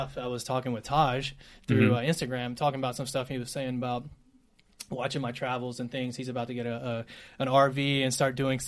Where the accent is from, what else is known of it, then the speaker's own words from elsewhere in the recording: Decatur, Alabama, United States; moved away as an adult; now in Nashville, United States; I was born and raised in Alabama.